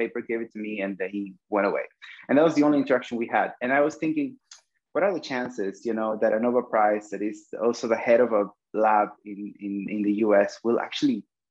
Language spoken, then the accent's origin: English; Peru; English is a second language; moved away as an adult; also born or lived in Cuba; I come from Peru. And in Peru, when I was 14 years old, was a country that was just coming back from an era of terrorism and dictatorship